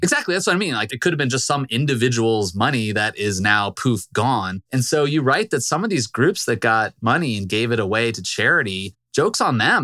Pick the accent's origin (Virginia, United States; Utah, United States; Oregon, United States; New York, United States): Virginia, United States; I'm from Virginia